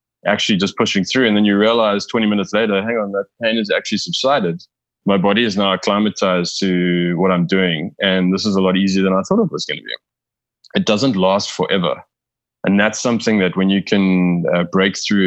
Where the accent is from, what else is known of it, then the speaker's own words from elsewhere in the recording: South Africa; I am South African